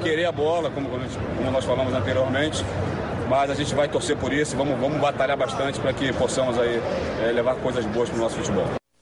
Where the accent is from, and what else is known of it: Brazil